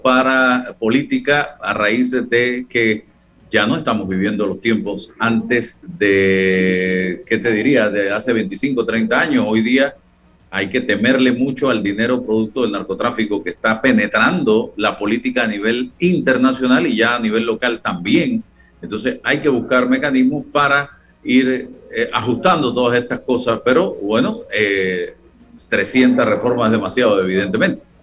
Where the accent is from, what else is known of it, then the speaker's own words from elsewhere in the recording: Panama; como panameños